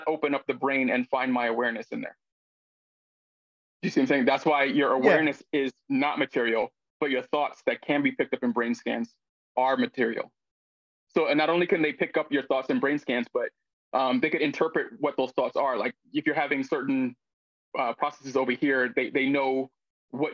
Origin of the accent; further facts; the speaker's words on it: United States; I'm obviously Black, American, man.